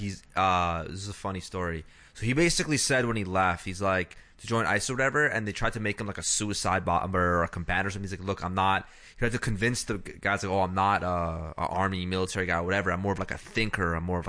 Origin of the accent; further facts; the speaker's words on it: Texas, United States; well, you know, I'm from Texas.